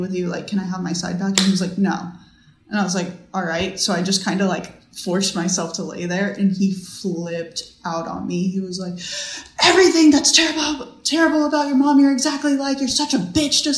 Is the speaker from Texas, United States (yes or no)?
yes; Texas, United States; moved away as an adult; now in Virginia, United States; I moved from Texas to Virginia.